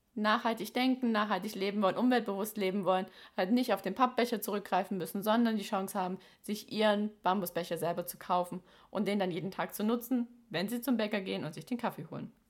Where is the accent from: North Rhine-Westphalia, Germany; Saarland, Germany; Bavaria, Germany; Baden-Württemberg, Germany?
Baden-Württemberg, Germany; in unserem Ländle